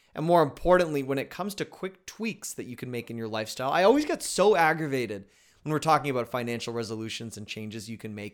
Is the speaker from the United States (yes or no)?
no; Canada; I'm Canadian